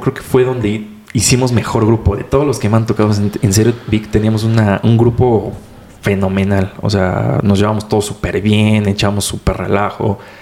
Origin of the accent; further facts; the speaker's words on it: Mexico City, Mexico; tengo 22 años de aquí de Ciudad de México